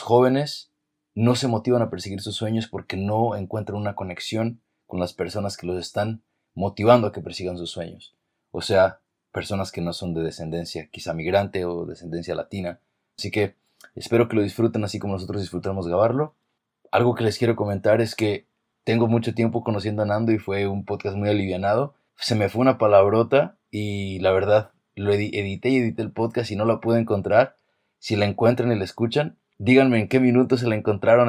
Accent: Mexico; now in California, United States; yo crecí más en México

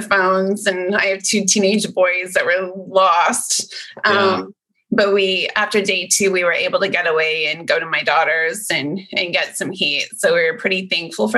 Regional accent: Canada; now in Central Texas, United States; I'm actually Canadian, so it was almost like going right back to my roots again

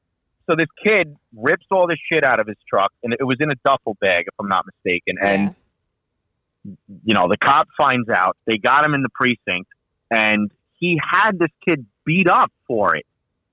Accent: Long Island, New York, United States; we're all from Long Island.

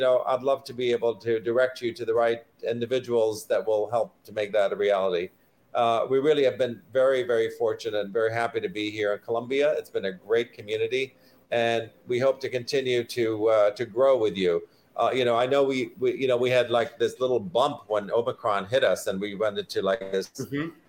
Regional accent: Iraq; English is a second language; moved away; I'm an immigrant. Uh, I came from Iraq originally

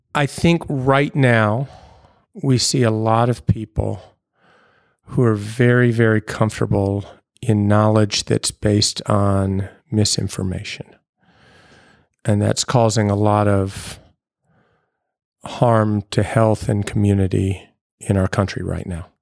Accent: Louisville, Kentucky, United States; moved away as an adult; also born or lived in Baltimore, Maryland / Evanston, Illinois; now in Nashville, United States; I grew up in Louisville, was there until I went to college

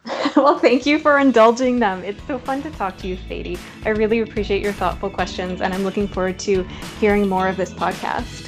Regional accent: Saskatchewan, Canada; now in Toronto, Canada; I'm from Saskatchewan

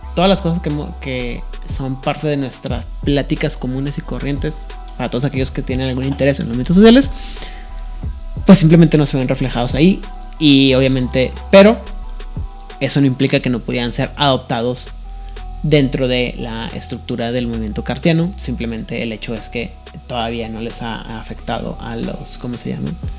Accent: Mexico; soy mexicano

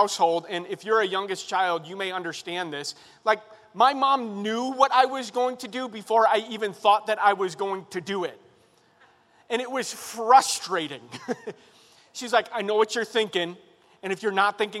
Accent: Chicago, Illinois, United States; now in Carlinville, United States; I'm originally from Chicago on the south side.

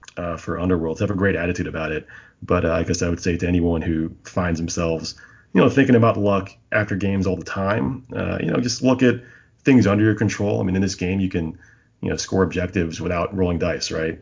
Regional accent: near Philadelphia, Pennsylvania, United States; now in Raleigh, United States; I grew up near Philly

